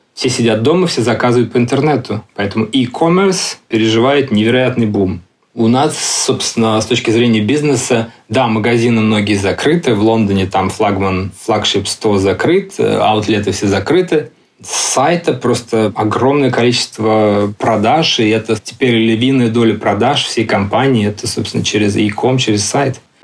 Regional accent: Russia; moved away as an adult; also born or lived in London; now in Barcelona, Spain; я из России

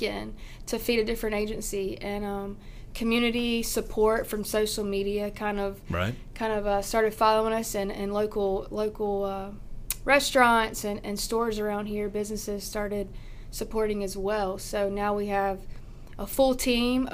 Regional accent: Rock Hill, South Carolina, United States; I'm from Rock Hill. I live in York County.

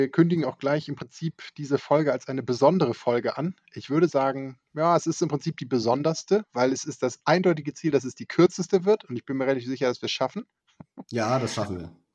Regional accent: Hamburg, Germany; dass man das als Hamburger sagt

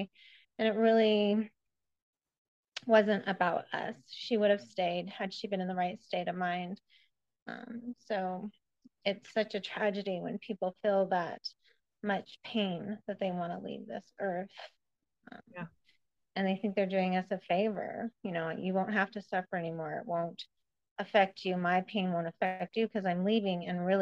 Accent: Spokane, Washington, United States; also born or lived in Iowa; I'm from Spokane and grew up here

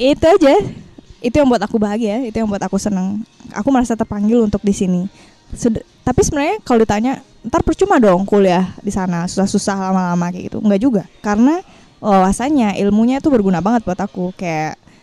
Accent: Bali, Indonesia; aku asli Bali

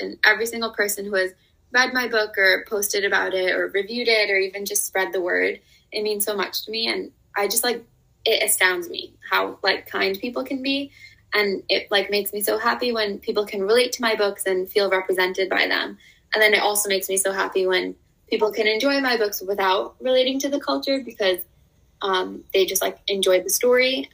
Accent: United States; growing up in America

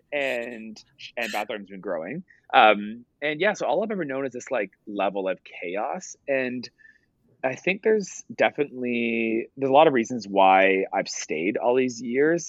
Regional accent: Ottawa, Ontario, Canada; also born or lived in Toronto; I hired my family because I'm from Ottawa, so I hired all my family.

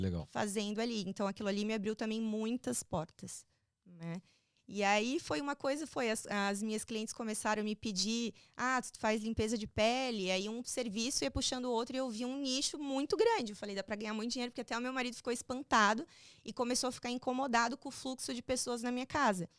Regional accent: Balneário Camboriú, Santa Catarina, Brazil; moved away as an adult; now in Florida, United States; eu sou de Balneário Camboriú, Santa Catarina, e é uma terra tranquila para se morar

